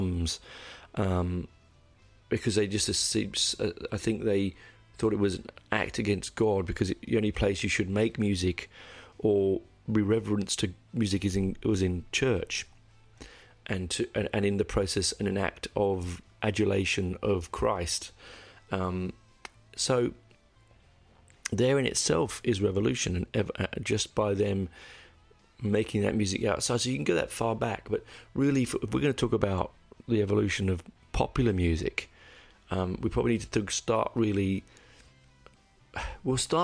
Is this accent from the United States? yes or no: no; London, United Kingdom; I grew up in North London, in Copthall